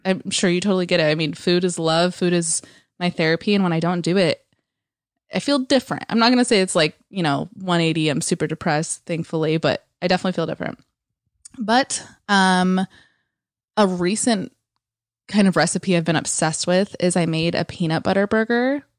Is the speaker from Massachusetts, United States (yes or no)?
no; East Bay area, California, United States; moved away as an adult; also born or lived in San Francisco; now in Los Angeles, United States; I was born and raised in the East Bay area, and I moved out of there when I was eighteen into actual San Francisco